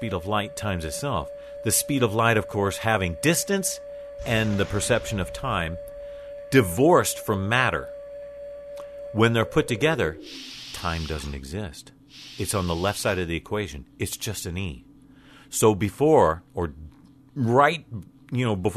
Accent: United States; I'm American

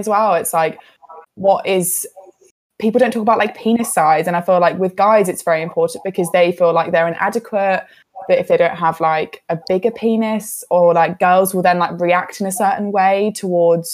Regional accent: United Kingdom; We're all British

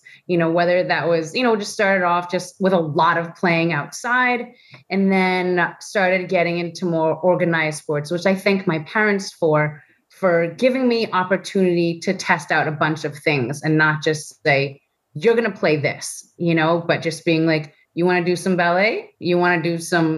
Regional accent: Woodstock, New York, United States; I grew up in Woodstock, New York

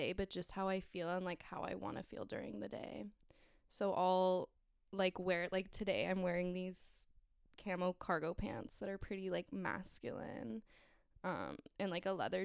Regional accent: Southern California, United States; I am from Southern California, sunny California

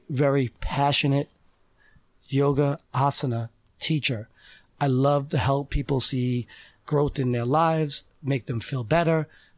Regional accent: Selden, New York, United States; I'm from Selden

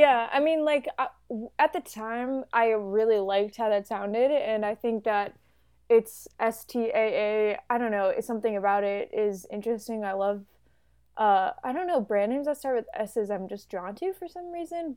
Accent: Chicago, Illinois, United States; I'm also from Chicago

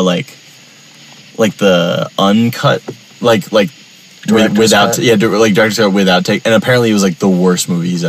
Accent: New York, United States; moved away as an adult; also born or lived in Virginia; I'm from New York

